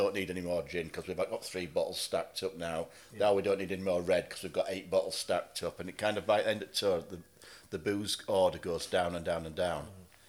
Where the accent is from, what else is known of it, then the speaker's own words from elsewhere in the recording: Halifax, Yorkshire and the Humber, United Kingdom; it's my hometown as well, and it's kind of, Halifax has had its up and downs over the years.